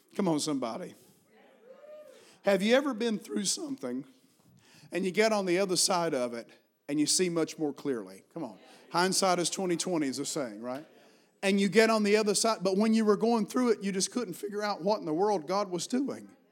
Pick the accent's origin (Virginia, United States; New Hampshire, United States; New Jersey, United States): Virginia, United States; Appalachian Mountains; accent: Appalachian; moved away as an adult; also born or lived in Washington, D.C.; I was raised in Appalachian Mountains, and I've carried this accent